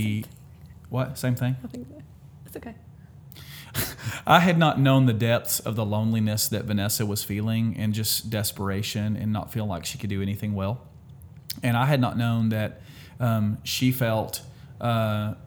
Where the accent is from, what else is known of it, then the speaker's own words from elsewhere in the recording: Alabama, United States; we're from Alabama